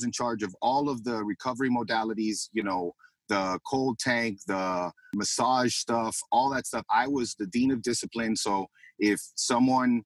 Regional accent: Miami, Florida, United States; now in Tampa, United States; I'm from Miami. I grew up in Kendall

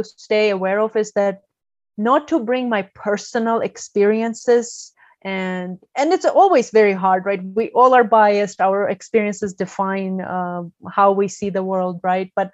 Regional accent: Georgia; English is a second language; moved away as an adult; also born or lived in Turkey; now in United States; from Georgia, the country, not the state

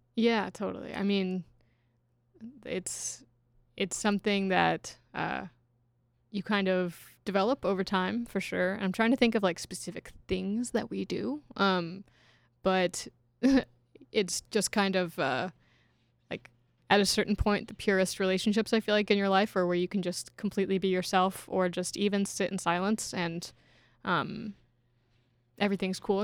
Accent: Kentucky, United States; moved away as an adult; now in Chicago, United States; I, I grew up in Kentucky without any major sports teams

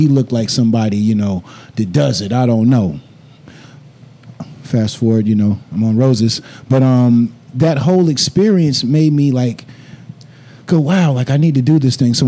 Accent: the South, United States; growing up in the South and growing up in church

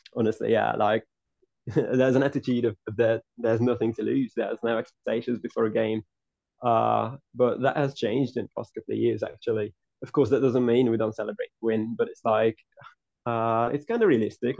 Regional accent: Hungary; I'm from Hungary. I was, I was born and raised there

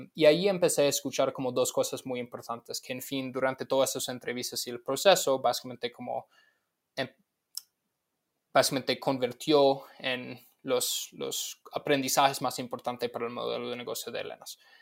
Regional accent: Los Angeles, California, United States; moved away; locales de mi pueblo, básicamente en Los Ángeles, en los Estados Unidos

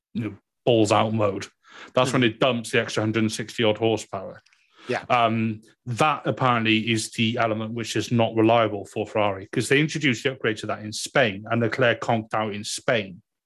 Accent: Wales, United Kingdom; accent: Welsh; It's just being Welsh

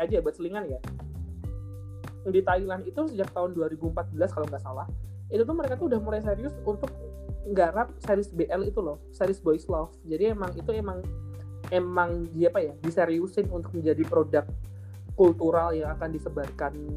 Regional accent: Java, Indonesia; accent: medok (Javanese); aku medok

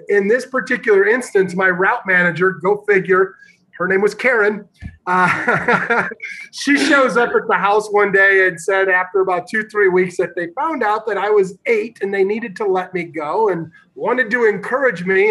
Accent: Northern Illinois, United States; I grew up in Northern Illinois

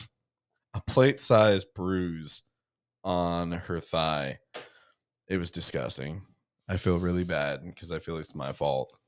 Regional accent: New Jersey, United States; moved away; a bunch of people I grew up with in New Jersey

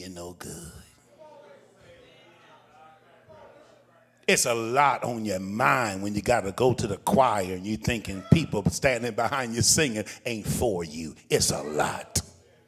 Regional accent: Richmond, Virginia, United States; I'm from Richmond

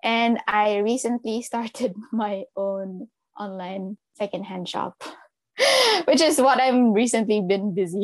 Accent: Cebu, Central Visayas, Philippines; moved away as an adult; now in Japan; I'm from Cebu.

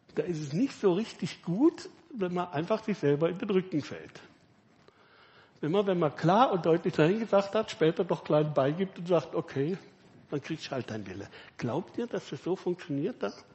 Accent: Villingen-Schwenningen, Baden-Württemberg, Germany; Ich komme eben aus Villingen, Schwarzwälder

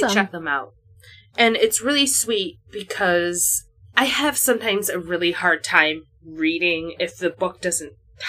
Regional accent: United States; as an American white person

